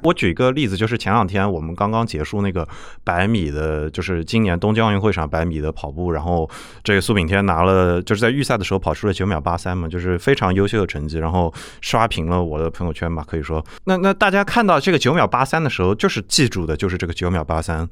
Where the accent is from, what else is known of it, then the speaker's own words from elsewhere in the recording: Nanjing, Jiangsu, China; 我是南京人